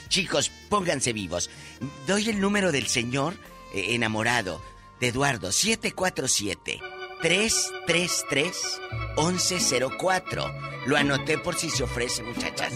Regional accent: Mexico; nuestro México

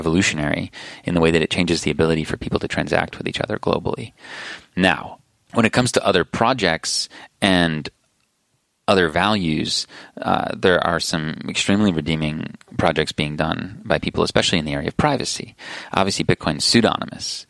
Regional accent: United States; I'm an American citizen

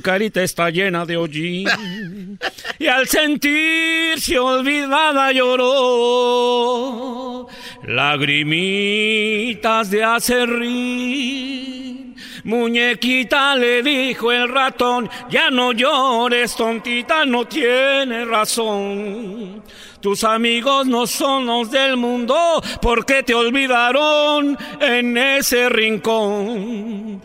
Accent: Mexico City, Mexico; soy originario de la Ciudad de México

